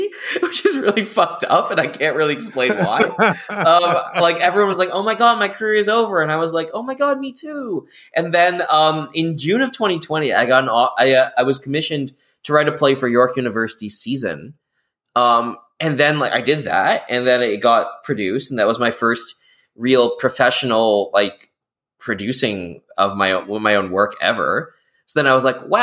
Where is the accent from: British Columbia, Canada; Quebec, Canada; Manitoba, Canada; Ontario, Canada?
Ontario, Canada; Hamilton; moved away; I fled from my hometown. I don't make work in Hamilton because I know I don't have the patience to stay in that city